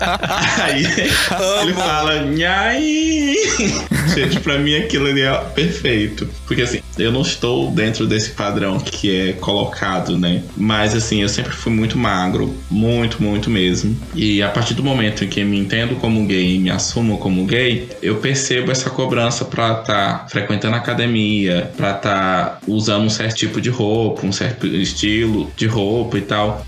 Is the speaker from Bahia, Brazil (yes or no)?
no; interior of Tocantins, Brazil; eu sou do interior do Tocantins